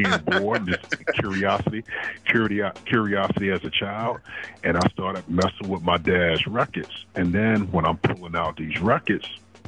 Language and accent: English; South Carolina, United States; also born or lived in Fayetteville, United States; First of all, I'm from Fayetteville. I was actually born in Fort Bragg. And, you know, I live many places. You know, both of my parents is in the military, so I've been around. When my parents split, that's when we came to South Carolina and was raised by our grandmother.